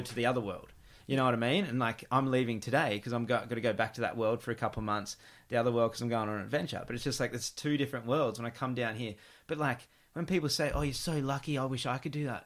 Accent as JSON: {"language": "English", "town": "Gold Coast", "region": "Queensland", "country": "Australia", "tie": "born or raised there", "said": "growing up in the Gold Coast"}